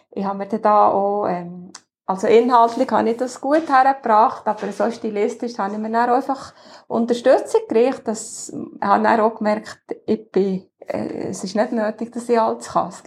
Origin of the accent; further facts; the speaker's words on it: Achseten, Bern, Switzerland; Ich bin im Axeten aufgewachsen, das ist zwischen Frutig Adelboden.